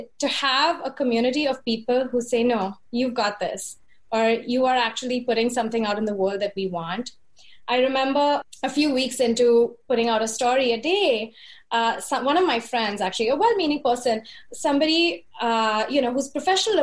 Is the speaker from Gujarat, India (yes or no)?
no; Mumbai, Maharashtra, India; moved away as an adult; now in New York, United States; my hometown of Bombay